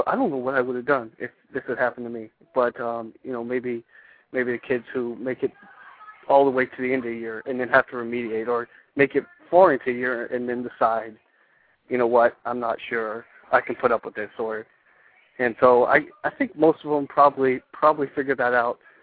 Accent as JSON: {"language": "English", "town": "San Antonio", "region": "Texas", "country": "United States", "tie": "born or raised there", "also_born_or_lived": "California", "said": "I'm originally from San Antonio"}